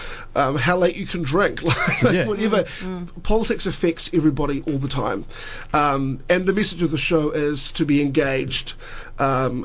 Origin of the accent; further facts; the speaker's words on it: New Zealand; in New Zealand